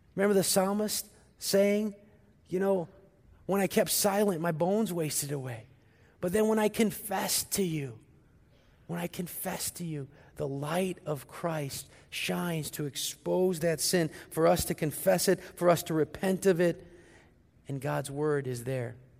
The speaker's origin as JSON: {"language": "English", "town": "St. Louis", "region": "Missouri", "country": "United States", "tie": "born or raised there", "moved": "yes", "said": "my hometown, Saint Louis"}